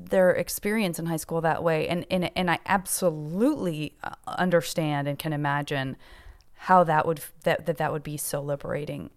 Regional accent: Tucson, Arizona, United States; I'm from Tucson, Arizona. You're not up close and personal to a ton of huge successes in any kind of like big times, big city sort of way. It's a very gentle city to grow up

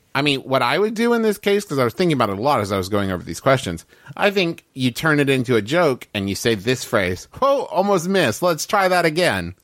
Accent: United States; I was raised here in America

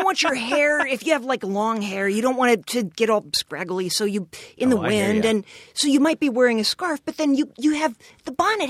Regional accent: Richmond, Virginia, United States; moved away; also born or lived in rural Utah; I'm from Richmond, Virginia. I was born there.

